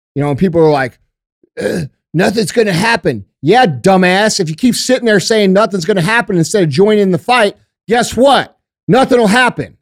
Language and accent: English; United States; we as American citizens